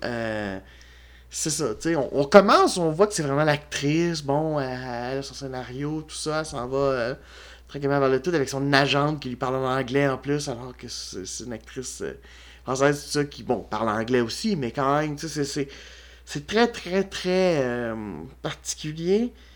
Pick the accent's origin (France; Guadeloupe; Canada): Canada; Quebec; en tant que Québécois